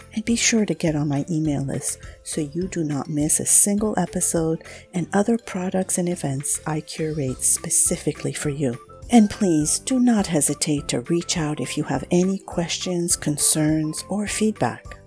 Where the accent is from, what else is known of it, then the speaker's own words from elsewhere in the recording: France; moved away as an adult; now in Southern California, United States; I live in the U S in Southern California, but I am originally from France.